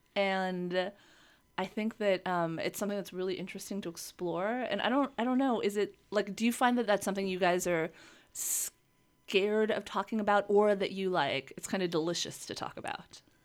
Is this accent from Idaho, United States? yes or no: no; Los Angeles, California, United States; … and I grew up here in Los Angeles